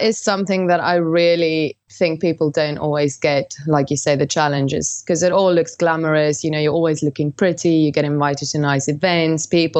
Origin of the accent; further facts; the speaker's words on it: South Africa; I grew up in South Africa in quite a conservative household